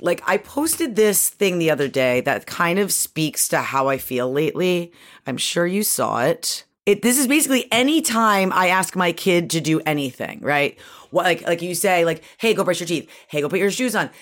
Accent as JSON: {"language": "English", "town": "Syracuse", "region": "New York", "country": "United States", "tie": "born or raised there", "also_born_or_lived": "Connecticut", "moved": "yes", "said": "I grew up in Syracuse, like, in upstate New York"}